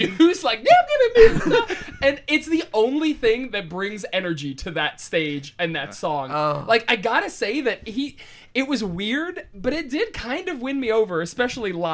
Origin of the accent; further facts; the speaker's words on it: Youngstown, Ohio, United States; Evan and I are both from Youngstown, Ohio, Northeast Ohio, and yins is very much, I think, the same as use there